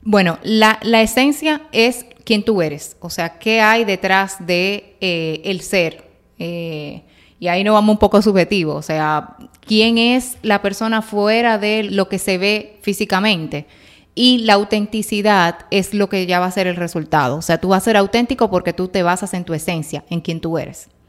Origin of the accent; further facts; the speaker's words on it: Dominican Republic; soy dominicana. Yo era la dominicanita del grupo